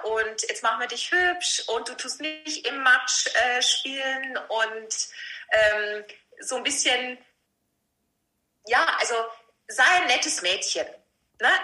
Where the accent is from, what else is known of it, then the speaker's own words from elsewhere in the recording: Vilshofen, Bavaria, Germany; accent: Lower Bavarian rolled R; moved away as an adult; also born or lived in Passau; now in Munich, Germany; ich bin ein niederbayerisches Pflänzchen, was man bestimmt an meinem äh, rollenden R ähm, gut hören kann. Ja. Ich bin aus Vilsbofen ursprünglich